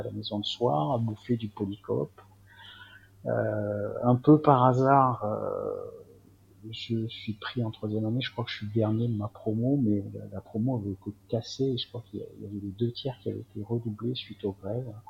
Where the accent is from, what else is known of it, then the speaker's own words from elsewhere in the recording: Marseille, Provence-Alpes-Côte d'Azur, France; also born or lived in Algeria; je suis, d'origine pied-noir, mais évidemment, je suis pas resté très longtemps, donc sinon je suis un vrai Marseillais